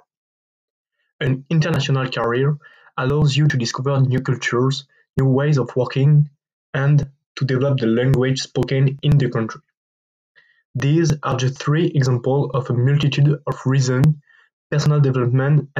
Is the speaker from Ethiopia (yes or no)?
no; France; I'm 21 years old and I'm from France.